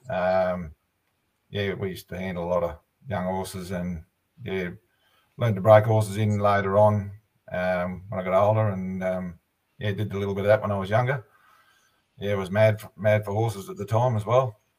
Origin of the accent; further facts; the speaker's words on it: Hay, New South Wales, Australia; Yeah, I'm uh, I'm from Hay. Uh, we've um, We've been here since uh, 2009.